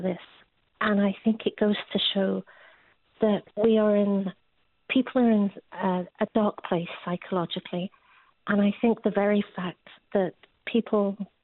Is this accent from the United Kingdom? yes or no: yes; England, United Kingdom; moved away as an adult; now in United States; I'm English